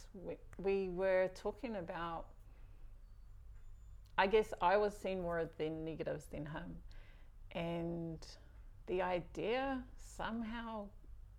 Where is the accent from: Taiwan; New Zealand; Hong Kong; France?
New Zealand; Whangarei, Northland; also born or lived in Auckland; now in Whangarei, New Zealand; I was brought up in Papuai, whangarei was, it's home